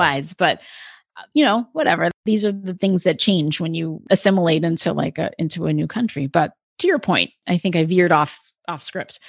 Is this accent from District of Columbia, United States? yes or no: no; Delaware, United States; I lived, I grew up in Delaware.